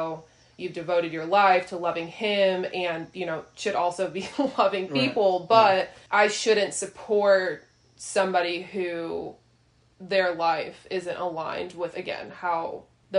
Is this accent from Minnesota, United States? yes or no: no; northern suburbs of Chicago, Illinois, United States; moved away; also born or lived in Tennessee; I'm from the North Illinois suburbs of Chicago. So I didn't grow up in the church